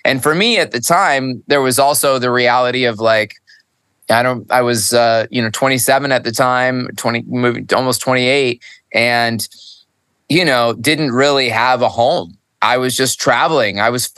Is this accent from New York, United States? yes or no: yes; upstate New York, United States; now in Costa Rica; I was born in New York, upstate. I'm not made for the cold. My Italian blood is like screaming for warmth always.